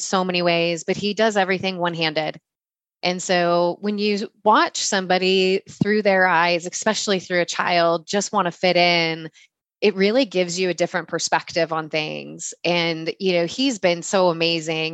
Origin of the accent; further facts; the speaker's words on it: California, United States; I'm born and raised in California and have lived my whole life here